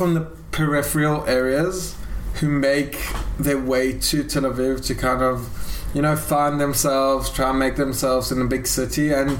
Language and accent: English; South Africa; now in Israel; I'm a South African.